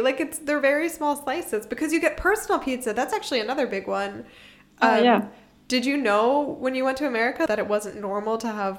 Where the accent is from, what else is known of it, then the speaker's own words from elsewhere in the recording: Philadelphia, Pennsylvania, United States; moved away as an adult; also born or lived in South Carolina; now in Germany; When I lived in South Carolina, as I said, I grew up in Pennsylvania, I grew up in Philadelphia, and I moved to South Carolina